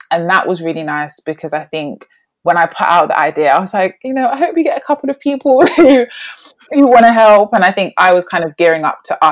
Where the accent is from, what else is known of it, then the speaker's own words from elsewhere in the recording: London, United Kingdom; moved away as an adult; now in Birmingham, United Kingdom; growing up in London, I grew up in Brixton